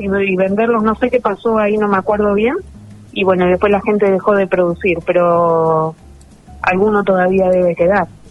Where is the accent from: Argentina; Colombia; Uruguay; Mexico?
Argentina; San Martín; en San Martín, mi pueblo